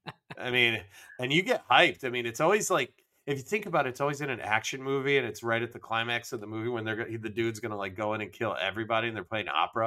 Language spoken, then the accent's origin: English; Michigan, United States; I was a Yankee from Michigan